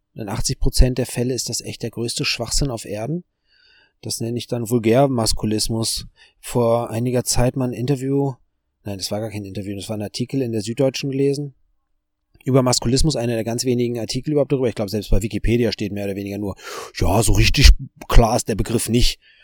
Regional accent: Germany; als Deutscher

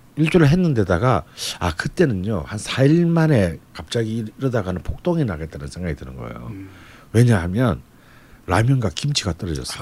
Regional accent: Busan, South Korea; 근데 저는 이제 부산 사람이기 때문에

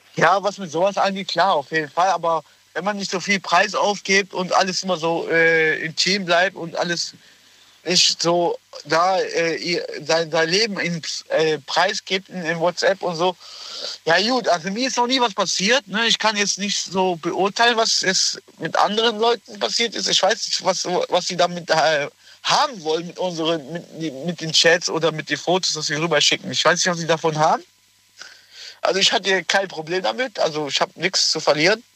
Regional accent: Germany; also born or lived in Morocco; ich komme aus Marokko, also ich, ich bin gebürtig Marokko, hier geboren, aber in ja. Deutschland.

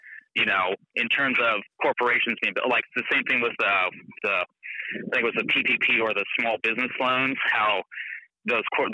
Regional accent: Alaska, United States; I grew up here in Alaska

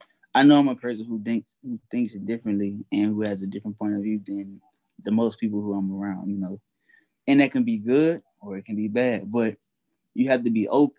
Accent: Louisiana, United States; I'm from where I'm from, Louisiana, or from the South

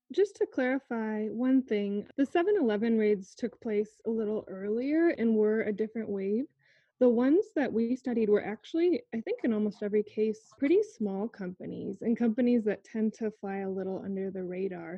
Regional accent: Iowa, United States; I grew up in Iowa and continue to work in Iowa

